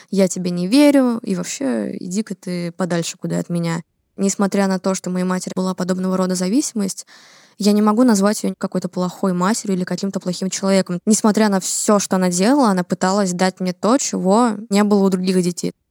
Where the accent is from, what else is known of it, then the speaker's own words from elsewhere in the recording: Saint Petersburg, Russia; мне 18 лет, я из Санкт-Петербурга